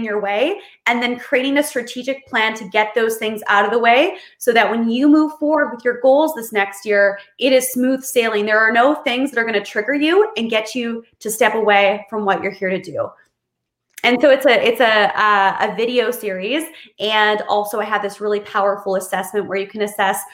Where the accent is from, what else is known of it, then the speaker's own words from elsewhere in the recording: Kamloops, British Columbia, Canada; moved away; I'm in Kamloops, BC, Canada, which is my hometown that I grew up